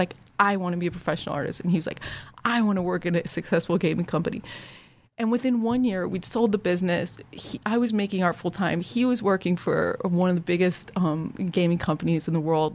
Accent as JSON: {"language": "English", "region": "Ohio", "country": "United States", "tie": "born or raised there", "said": "I grew up in Ohio"}